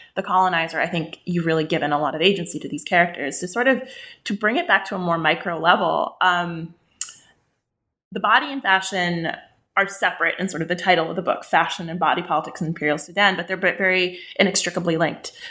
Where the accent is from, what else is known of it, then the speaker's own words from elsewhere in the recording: West Bank, Palestine; I grew up in the West Bank. I'm Palestinian